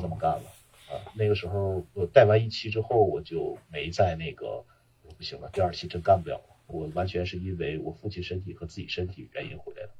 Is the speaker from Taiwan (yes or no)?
no; Northeast China, China; also born or lived in Chengdu; 咱们算是东北人